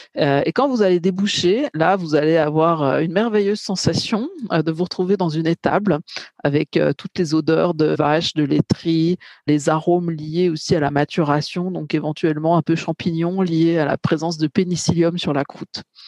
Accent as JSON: {"language": "French", "region": "Bourgogne-Franche-Comté", "country": "France", "said": "moi, je suis plutôt de Bourgogne-Franche-Comté"}